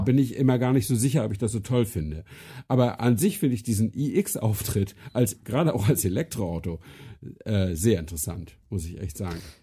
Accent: Flensburg, Schleswig-Holstein, Germany; moved away; meiner Heimatstadt Flensburg

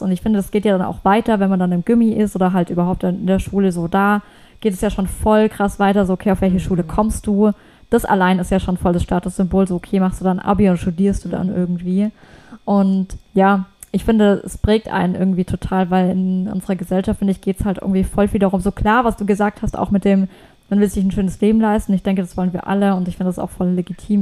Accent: Germany; bei uns in Deutschland

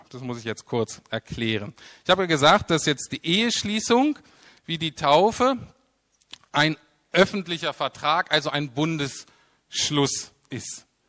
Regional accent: Germany; wir als Deutsche

